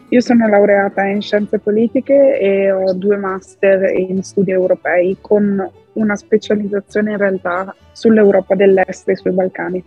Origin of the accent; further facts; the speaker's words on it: Italy; moved away as an adult; also born or lived in France; sono cresciuta in Italia